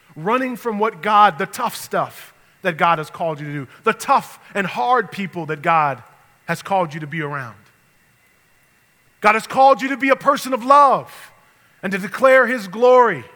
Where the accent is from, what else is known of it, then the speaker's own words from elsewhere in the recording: New York, United States; moved away; I grew up in New York